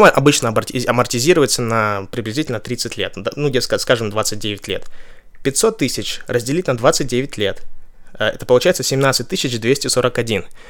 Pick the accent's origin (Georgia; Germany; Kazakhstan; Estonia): Kazakhstan; now in Ventura, United States; я из Казахстана, и чтобы из моего города полететь а, в Вентуру, где я живу